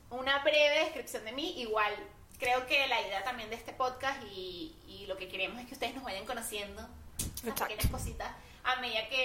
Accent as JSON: {"language": "Spanish", "town": "San Juan de los Morros", "region": "Guárico", "country": "Venezuela", "tie": "born or raised there", "said": "yo nací en Huarico, Venezuela, en San Juan de los Morros específicamente, eso es el llano venezolano"}